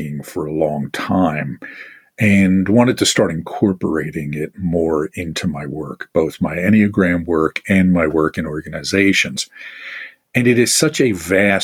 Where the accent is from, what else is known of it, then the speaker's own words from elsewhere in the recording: Northeast, United States; I'm from the Northeast